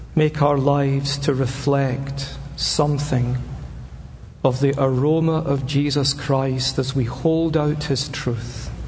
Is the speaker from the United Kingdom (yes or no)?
yes; Scotland, United Kingdom; I'm a Scotsman.